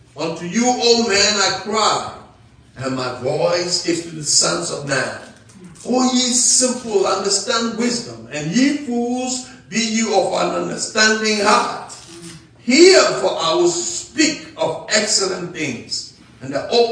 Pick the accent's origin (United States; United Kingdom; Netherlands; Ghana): Ghana; I'm an African from Ghana